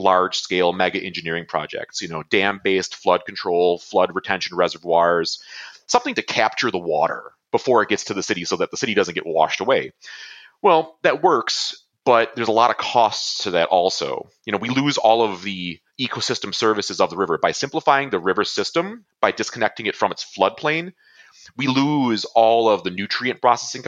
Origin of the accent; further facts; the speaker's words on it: Buffalo, New York, United States; my hometown, from Buffalo